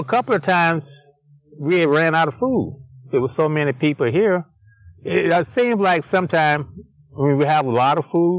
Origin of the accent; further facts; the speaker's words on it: Tennessee, United States; moved away; I'm from Tennessee